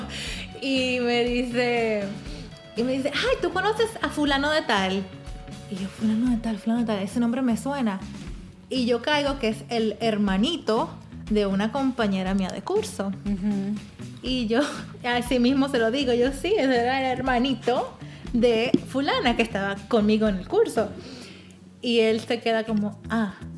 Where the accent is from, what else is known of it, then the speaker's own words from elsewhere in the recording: Dominican Republic; now in United States; yo soy dominicana